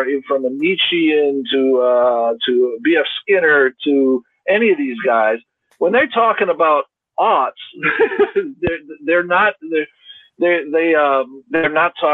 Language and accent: English; United States; I'm an American, I'm at Trinity